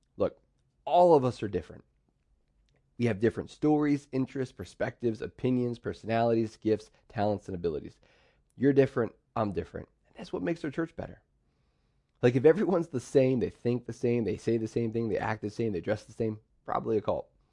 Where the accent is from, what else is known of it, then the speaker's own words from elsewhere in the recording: central Pennsylvania, United States; also born or lived in Pittsburgh, Pennsylvania; My dad moved us over to central P A.